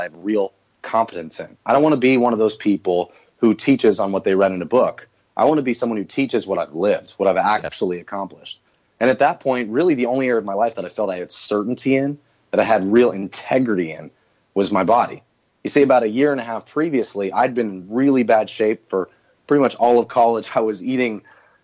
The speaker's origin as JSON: {"language": "English", "region": "Northwest Florida", "country": "United States", "tie": "born or raised there", "said": "I grew up in Northwest Florida"}